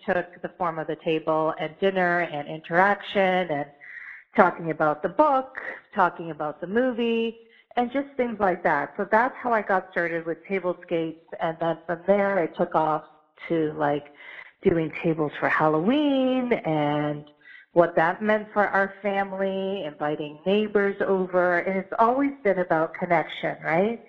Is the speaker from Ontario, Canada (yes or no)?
yes; London, Ontario, Canada; moved away as an adult; also born or lived in Ottawa / Halifax / Chicago; I was kind of born and raised in London